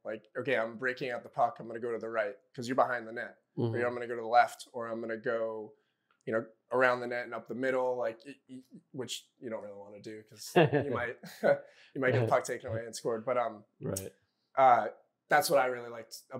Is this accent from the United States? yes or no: yes; Greenwich, Connecticut, United States; I grew up in Greenwich, Connecticut, and grew up playing hockey